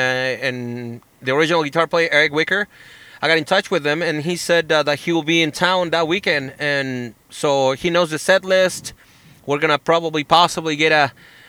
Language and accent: English; Chile; accent: Chilean; English is a second language; moved away; And even now, my accent has died down a little bit, but I was just back in Chile for a vacation, and every time I go back, my accent kind of like hits a reset.